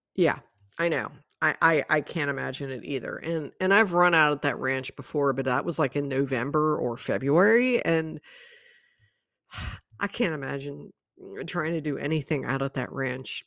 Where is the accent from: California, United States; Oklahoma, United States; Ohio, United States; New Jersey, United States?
Ohio, United States; Cincinnati; moved away; also born or lived in Texas; I'm from Cincinnati